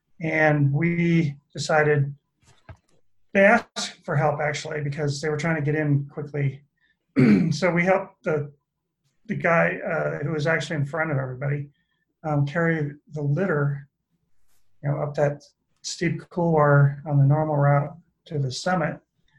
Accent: Colorado, United States; I grew up in Colorado and, you know, been in the mountains or around the mountains my whole life.

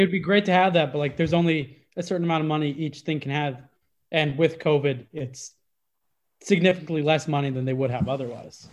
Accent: Iowa, United States; I'm from Iowa

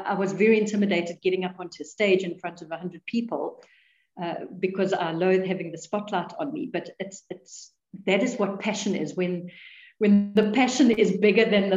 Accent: South Africa; we're South African

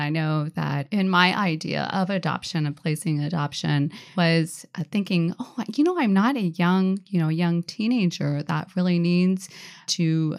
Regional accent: Tacoma, Washington, United States; I'm from Tacoma area, a little bit more south.

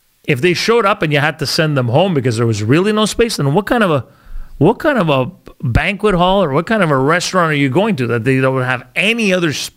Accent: Canada; I'm Canadian too, but I have some culture in me

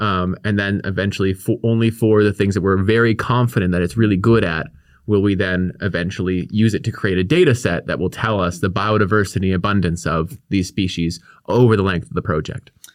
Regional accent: Victoria, British Columbia, Canada; I grew up here on the Kwangan Territory in, in Victoria.

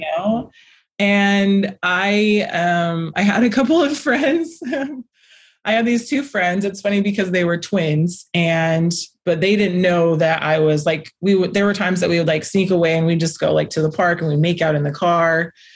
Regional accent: Las Vegas, Nevada, United States; I was born in Las Vegas

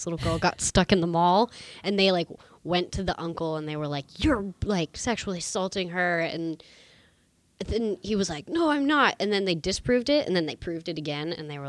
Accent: Pittsburgh, Pennsylvania, United States; I was born in Pittsburgh, Pennsylvania.

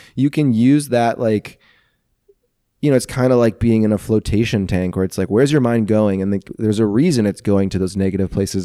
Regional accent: St. Louis, Missouri, United States; I grew up residential, Saint Louis

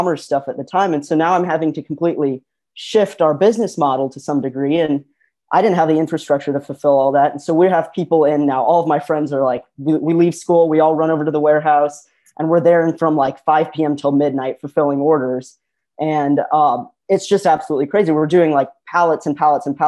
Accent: Midwest, United States; I'm from the Midwest, we're

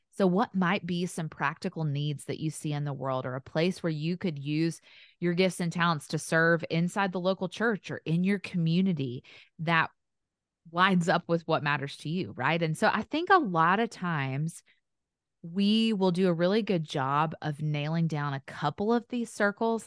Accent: the South, Tennessee, United States; accent: Southern; in the South, which you can probably tell by my accent.

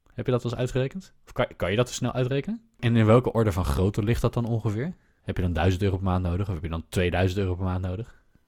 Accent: Netherlands; wij als Nederlanders

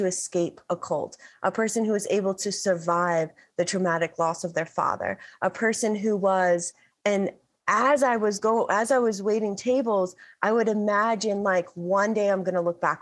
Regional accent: the Bible Belt, United States; The section of America that I live in is referred to as the Bible Belt. The town, my hometown, is referred to as the buckle of the Bible Belt

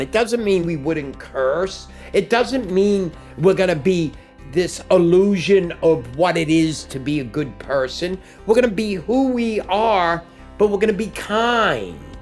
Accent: New York City, New York, United States; I moved back in to the apartment I grew up

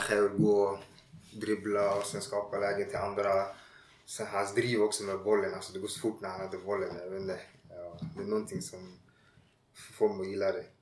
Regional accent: Ghana; also born or lived in Tumba, Stockholm, Sweden; now in Landskrona, Sweden; när jag var liten i Ghana

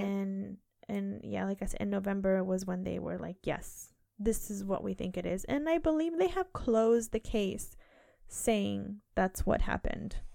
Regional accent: United Kingdom; I keep saying bins, it's just, I'm so British.

